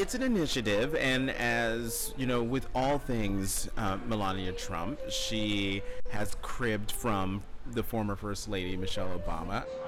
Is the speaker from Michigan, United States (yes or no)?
no; Newark, New Jersey, United States; also born or lived in North Plainfield, New Jersey / Hazlet, New Jersey; I grew up in Newark until I was 10. Then we moved to North Plainfield.